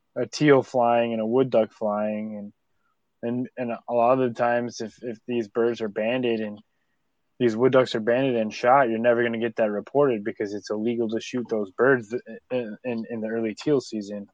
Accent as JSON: {"language": "English", "region": "New York", "country": "United States", "said": "I'm from New York"}